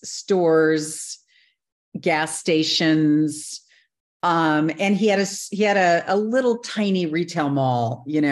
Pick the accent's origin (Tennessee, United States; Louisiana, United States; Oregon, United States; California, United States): Louisiana, United States; New Orleans; moved away; also born or lived in Hong Kong; I was born in New Orleans